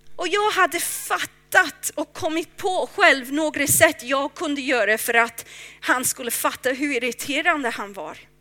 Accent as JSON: {"language": "Swedish", "region": "England", "country": "United Kingdom", "moved": "yes", "lives_now": "Stockholm, Sweden", "said": "Jag är från England"}